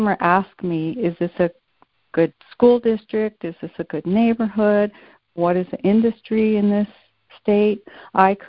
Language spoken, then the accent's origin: English; Phoenix, Arizona, United States; moved away as an adult; now in Albuquerque, United States; I grew up in Phoenix, Arizona